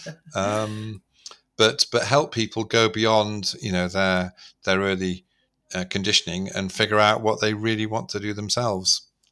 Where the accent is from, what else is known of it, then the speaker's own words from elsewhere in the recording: Manchester, North West England, United Kingdom; I was brought up in Manchester at that time